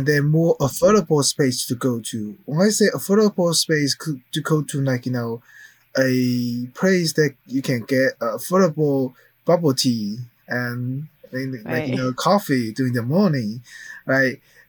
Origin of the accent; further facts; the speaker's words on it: Philadelphia, Pennsylvania, United States; I'm not living in Chinatown, but I grew up in Chinatown.